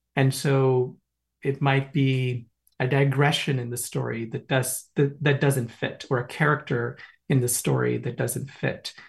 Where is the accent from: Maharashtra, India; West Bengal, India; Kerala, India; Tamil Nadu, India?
West Bengal, India; Kolkata; also born or lived in New York City; now in Hudson Valley, United States; growing up in India, in a middle class household